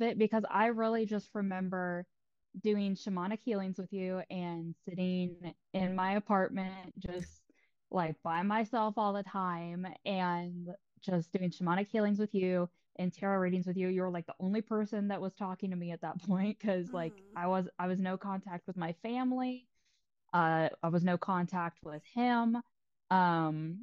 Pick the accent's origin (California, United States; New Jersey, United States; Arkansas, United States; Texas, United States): Texas, United States; I'm from Texas